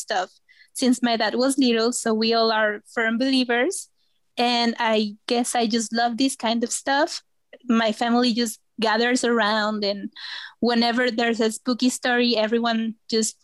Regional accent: Veracruz, Mexico; also born or lived in Xalapa, Mexico; I'm from Veracruz, the beautiful state of Veracruz, which is just next to the Gulf of Mexico.

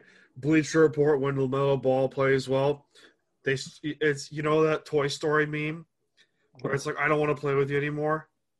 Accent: New York, United States; I'm a New Yorker

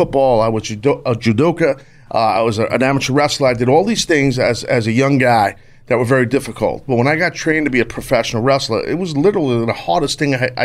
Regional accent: New York, United States; born and raised in New York, if you couldn't tell from my accent

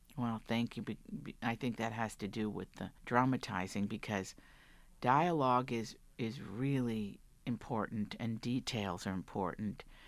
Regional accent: Big Stone Gap, Virginia, United States; moved away; I'm from Virginia, the Great Southwest of Virginia, that, that corner.

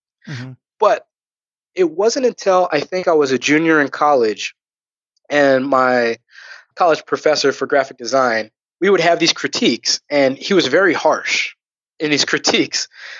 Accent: Riverside, California, United States; Riverside, California.

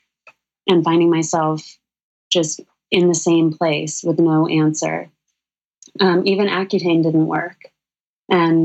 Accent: Sedona, Arizona, United States; now in New York City, United States; Danielle and I grew up together in Sedona, Arizona

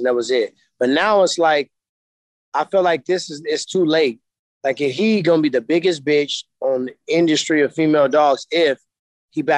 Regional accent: St. Louis, Missouri, United States; I'm from St. Louis

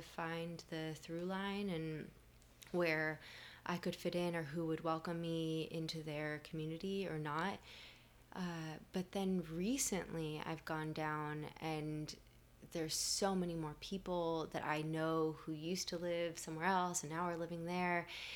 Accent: Miami, Florida, United States; I'm from Miami

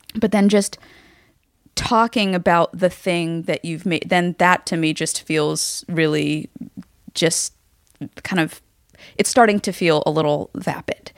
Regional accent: Los Angeles, California, United States; growing up in Hollywood

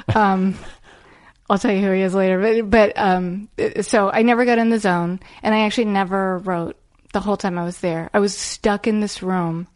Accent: Arlington, Virginia, United States; I grew up in Arlington, Virginia

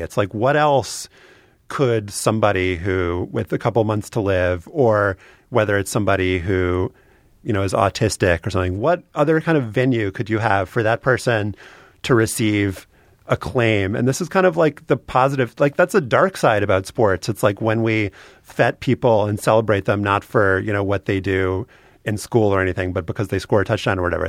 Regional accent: Louisiana, United States; I'm from Louisiana

